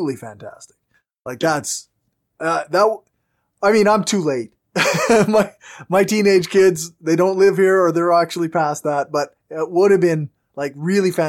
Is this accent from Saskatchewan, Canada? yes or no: yes; Regina, Saskatchewan, Canada; I'm from Regina.